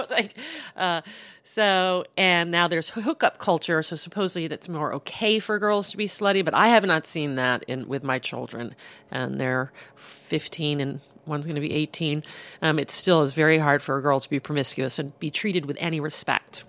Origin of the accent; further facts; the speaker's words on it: South Bend, Indiana, United States; moved away as an adult; also born or lived in Boston; I, I grew up in South Bend